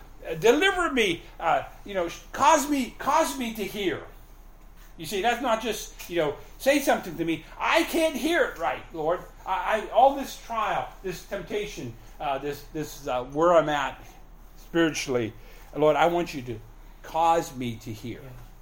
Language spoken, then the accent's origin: English; Canada; now in United States; You know, we came from Canada with, you know, we owned the house and we had everything paid off and we had money in the bank. We're just going to go, we're U.S. citizens, we're Canadian citizens.